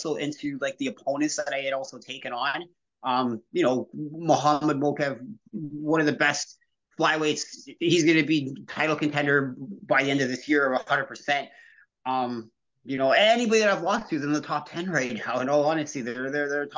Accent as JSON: {"language": "English", "country": "Canada", "said": "a Canadian athlete"}